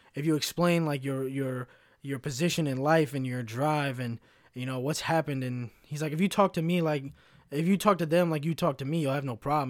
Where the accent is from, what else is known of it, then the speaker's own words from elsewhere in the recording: Kentucky, United States; moved away; also born or lived in Chicago; I grew up in a, in a little shit town in Kentucky